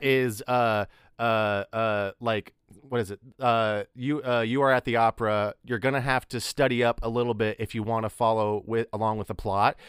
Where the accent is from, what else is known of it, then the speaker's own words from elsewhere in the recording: near Amarillo, Texas, United States; moved away; nearby my hometown, there was a, a, the big city that, it was Amarillo